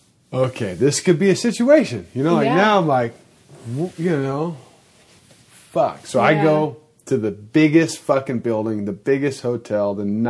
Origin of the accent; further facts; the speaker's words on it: Texas, United States; also born or lived in Austin; I'm from Texas.